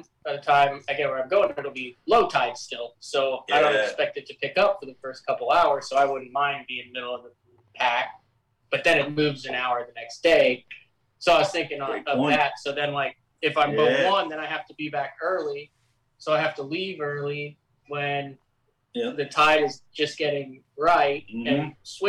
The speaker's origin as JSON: {"language": "English", "region": "middle of Illinois", "country": "United States", "tie": "born or raised there", "also_born_or_lived": "Oklahoma", "moved": "yes", "said": "I'm from Oklahoma. I grew up in the middle of Illinois."}